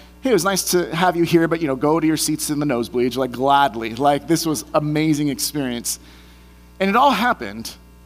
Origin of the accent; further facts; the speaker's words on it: Bay Area, California, United States; moved away; I'm from the Bay Area originally